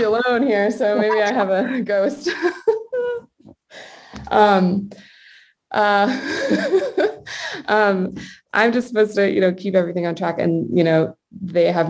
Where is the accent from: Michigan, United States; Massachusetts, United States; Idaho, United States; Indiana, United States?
Massachusetts, United States; New England, near Salem; I grew up in New England, like very close to Salem